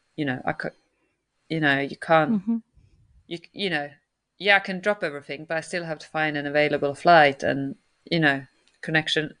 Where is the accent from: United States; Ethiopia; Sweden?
Sweden; now in United Kingdom